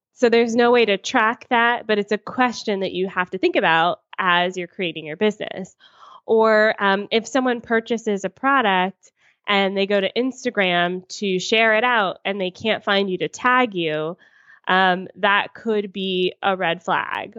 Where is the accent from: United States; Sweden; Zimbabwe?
United States; moved away as an adult; also born or lived in Atlanta, United States; now in Toronto, Canada; I'm American and I lived in Atlanta at the time